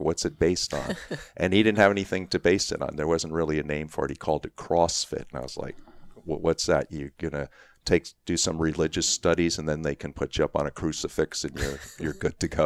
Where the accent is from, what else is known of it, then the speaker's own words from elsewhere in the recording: New York City, New York, United States; I grew up in Queens